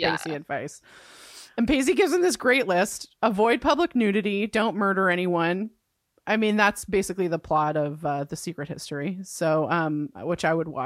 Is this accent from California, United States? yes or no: yes; California, United States; as a Californian